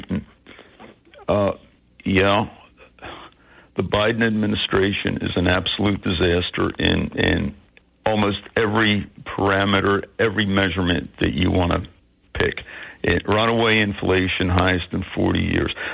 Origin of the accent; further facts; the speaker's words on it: Philadelphia, Pennsylvania, United States; now in Cape May, United States; we we're both from Philadelphia.